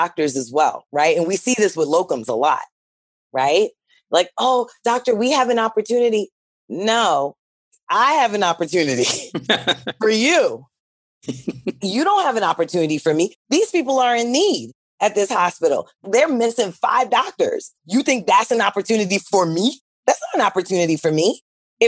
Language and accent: English; New York City, New York, United States; moved away as an adult; now in New Jersey, United States; I'm from Brooklyn.